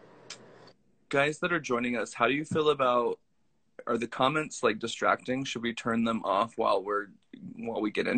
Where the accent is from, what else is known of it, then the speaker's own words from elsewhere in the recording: Kansas, United States; moved away as an adult; also born or lived in Long Beach, California; now in Brooklyn, United States; I live in Brooklyn. I've been out here for 7 years, but I'm from Kansas